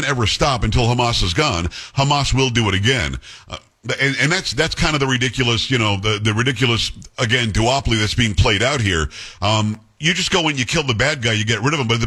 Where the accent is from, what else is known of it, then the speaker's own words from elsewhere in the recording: United States; as an American